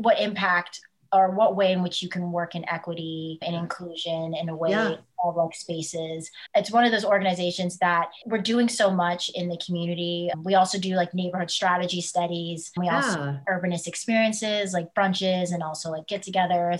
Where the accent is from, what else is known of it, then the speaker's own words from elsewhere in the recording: Texas, United States; I'm from Texas